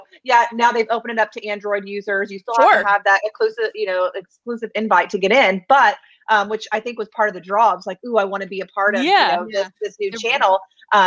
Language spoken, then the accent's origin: English; Oklahoma, United States; I'm from Oklahoma